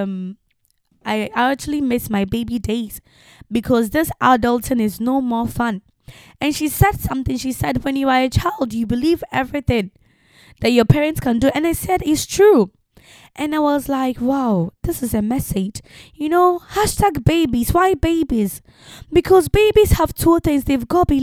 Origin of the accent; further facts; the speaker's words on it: Ghana; also born or lived in France; now in England; Ghanaians tend not to publish their age